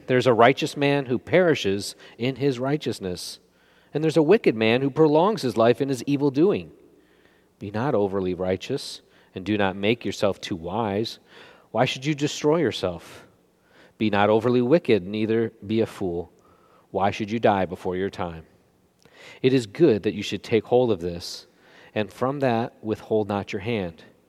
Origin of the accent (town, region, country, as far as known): United States